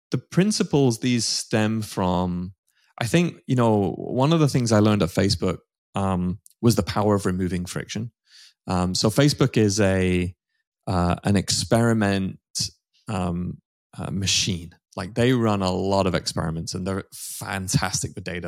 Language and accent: English; United Kingdom; moved away as an adult; now in United States; I'm a, a Brit. Um, I'm now American citizen, actually, just recently, um, been here for thirteen years